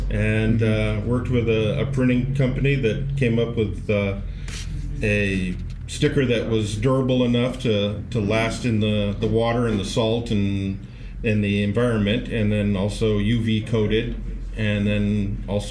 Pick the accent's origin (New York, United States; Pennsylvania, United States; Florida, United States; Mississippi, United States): Florida, United States; moved away as an adult; now in California, United States; I grew up in Florida. My backyard was a dock